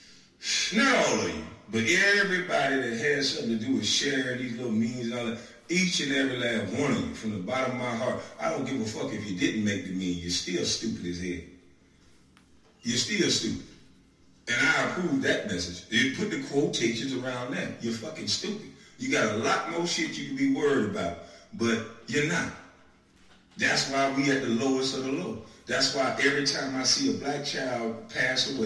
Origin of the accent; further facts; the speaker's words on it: Brunswick, Georgia, United States; I'm from Dixville, Georgia